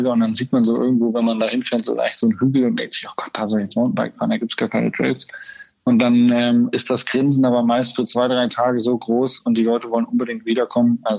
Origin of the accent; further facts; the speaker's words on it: Lower Saxony, Germany; war es ein bisschen der Deister, also meine Heimat, weil ich kenne sie natürlich